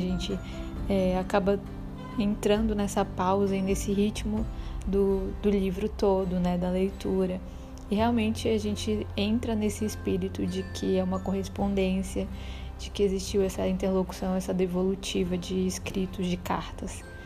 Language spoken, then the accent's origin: Portuguese; Belém, Pará, Brazil; born or raised there; now in Salvador, Brazil